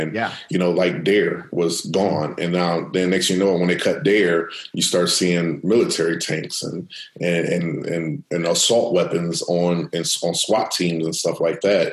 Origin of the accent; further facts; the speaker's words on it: Akron, Ohio, United States; Growing up in Akron